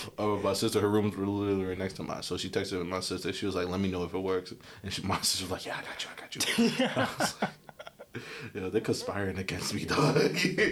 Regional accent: Jamaica; I'm the Jamaican, bro.

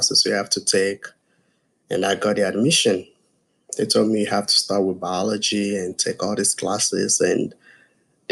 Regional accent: Nigeria; also born or lived in West Virginia / South Carolina; now in United States; I'm from Nigeria

